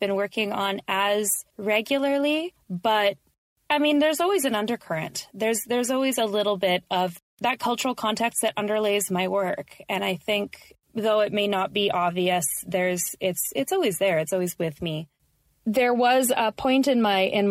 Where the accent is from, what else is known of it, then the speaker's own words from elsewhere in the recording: Canada; also born or lived in Victoria, British Columbia; I am a Canadian of Colombian and other assorted descent, living on unceded Lekwungen and Wasanich territory, also known as Victoria, BC